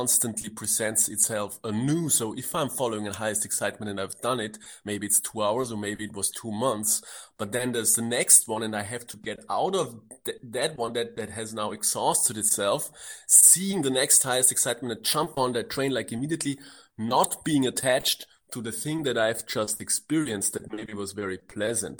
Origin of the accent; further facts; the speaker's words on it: Austria; I grew up in Austria